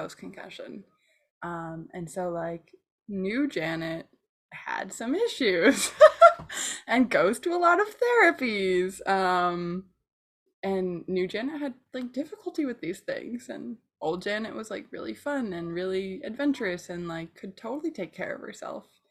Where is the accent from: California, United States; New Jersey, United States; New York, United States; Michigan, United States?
Michigan, United States; I grew up in Michigan